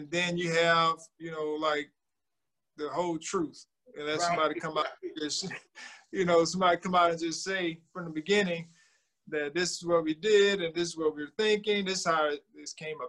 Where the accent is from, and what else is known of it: Thomasville, Georgia, United States; born or raised there